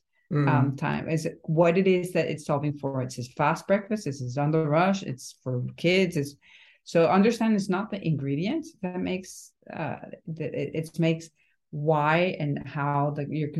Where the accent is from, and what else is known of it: Venezuela; born or raised there; now in Miami, United States